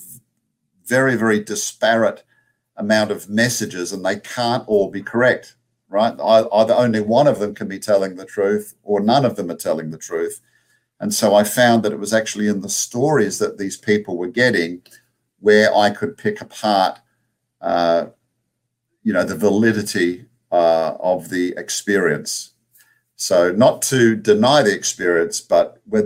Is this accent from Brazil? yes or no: no; Australia; accent: Australian; now in United States; my Australian accent